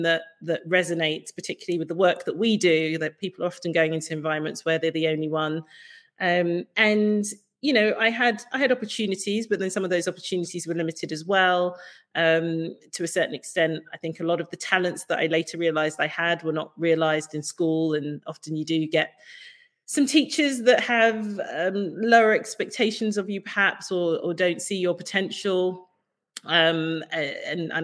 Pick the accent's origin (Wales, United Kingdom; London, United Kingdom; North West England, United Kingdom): London, United Kingdom; Ilford; I grew up in Ilford